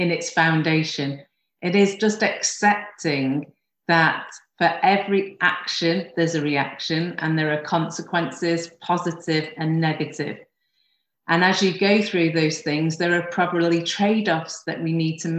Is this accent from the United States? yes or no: no; United Kingdom; my hometown of Lyme